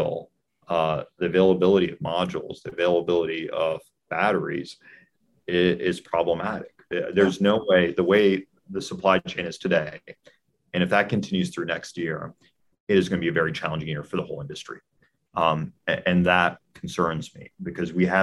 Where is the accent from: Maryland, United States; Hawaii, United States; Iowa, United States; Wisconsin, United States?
Maryland, United States; my home state of Maryland, where I grew up